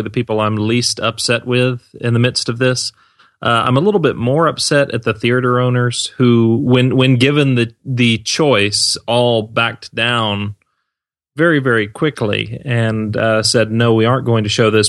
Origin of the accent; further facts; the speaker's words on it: Georgia, United States; my home state of Georgia, in Atlanta